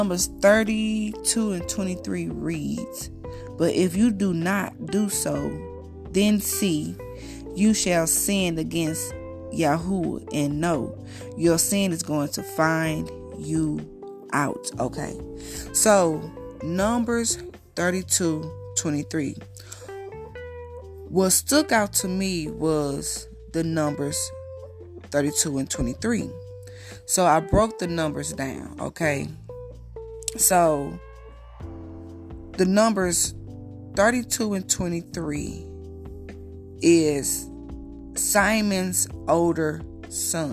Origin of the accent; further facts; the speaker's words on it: United States; accent: country; I'm from the States. I'm a little country. I come from the country, basically.